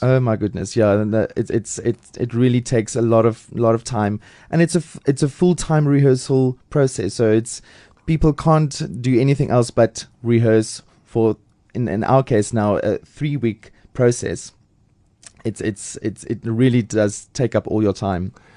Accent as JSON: {"language": "English", "town": "Lady Grey", "region": "Eastern Cape", "country": "South Africa", "tie": "born or raised there", "also_born_or_lived": "Port Elizabeth / Pretoria", "moved": "as an adult", "lives_now": "Johannesburg, South Africa", "said": "I'm from the Eastern Cape"}